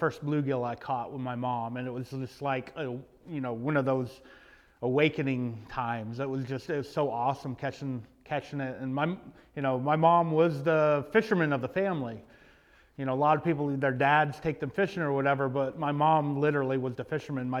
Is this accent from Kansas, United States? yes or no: no; Knoxville, Tennessee, United States; I grew up in Knoxville, Tennessee, where I live right now. In fact, I live in the house that I grew up